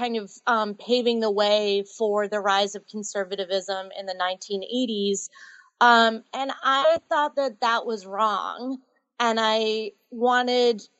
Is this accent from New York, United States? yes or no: no; Andover, Massachusetts, United States; I grew up in Andover, Massachusetts